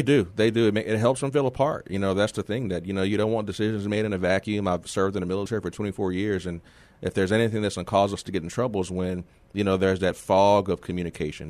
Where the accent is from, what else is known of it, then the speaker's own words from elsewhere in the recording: San Antonio, Texas, United States; moved away as an adult; I'm from here originally. I'm from San Antonio. I'm a graduate of Justin High School.